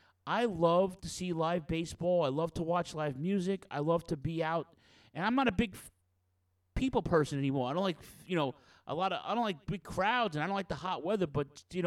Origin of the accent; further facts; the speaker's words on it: New York City, New York, United States; moved away; also born or lived in Brooklyn; I'm from Queens. I was born in Brooklyn. I'm raised in Queens.